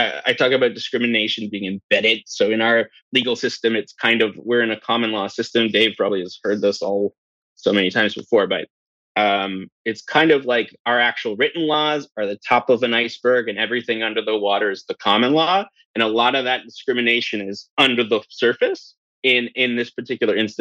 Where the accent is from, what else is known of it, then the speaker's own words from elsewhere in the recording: New Brunswick, Canada; I'm from New Brunswick